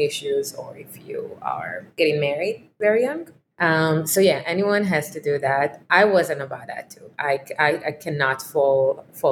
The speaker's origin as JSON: {"language": "English", "country": "Israel", "tie": "born or raised there", "moved": "as an adult", "said": "I was growing up in Israel"}